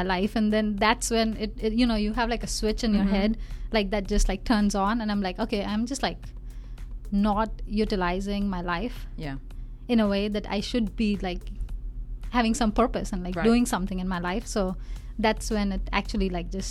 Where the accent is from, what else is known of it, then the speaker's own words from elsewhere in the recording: India; moved away as an adult; now in United States; Yeah, so I was born in India, and I did my studies in India. I did my pharmacy, and then I came to the States more than 15 years ago to do my master's in pharmacology